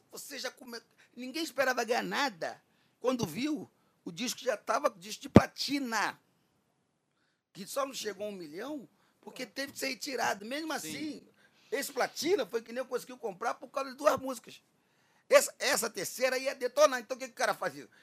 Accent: Rio de Janeiro, Brazil

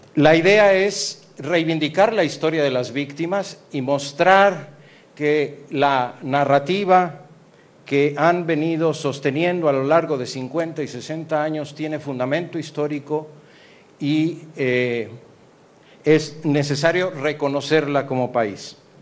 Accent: Mexico

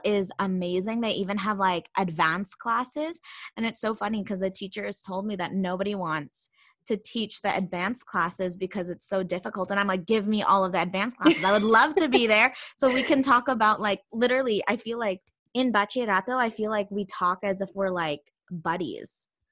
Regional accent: Canada; also born or lived in Philippines; now in Spain

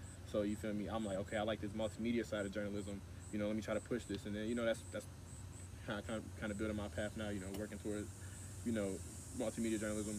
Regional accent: Gary, Indiana, United States; I'm from Gary

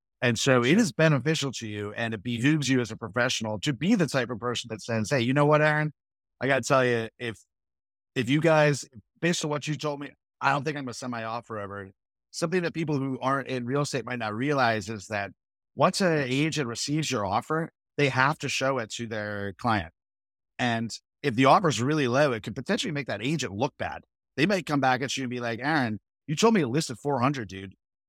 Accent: New England, United States; also born or lived in New York; I grew up in New England and New York, and my parents lived in old, interesting houses.

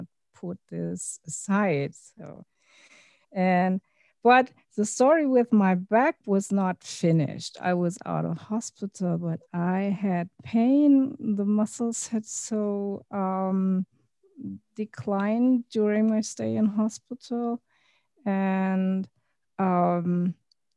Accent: Berlin, Germany; English is a second language; I was born and raised in Germany, in Berlin

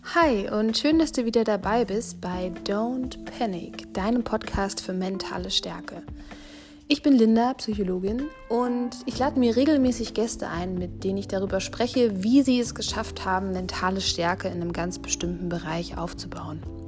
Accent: Fulda, Hesse, Germany; moved away; ich komme aus Fulda

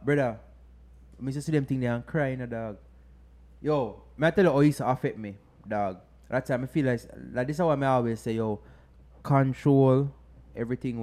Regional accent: London, United Kingdom; I'm from London, yeah? Brixton

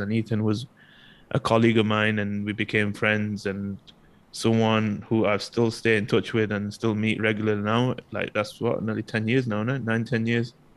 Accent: United Kingdom; now in Malaysia; in the UK, regardless of race, especially me being from a different background, I still identify myself as British

